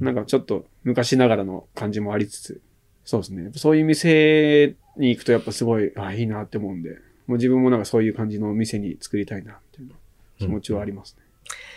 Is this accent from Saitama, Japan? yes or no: yes; Saitama, Japan; 海なし県、まあ、埼玉、生まれも育ちも埼玉なんで